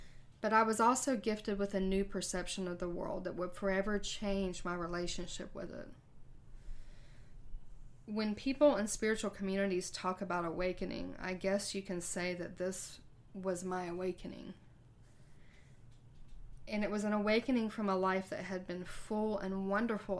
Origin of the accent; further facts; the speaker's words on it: Myrtle Beach, South Carolina, United States; moved away as an adult; my hometown of Myrtle Beach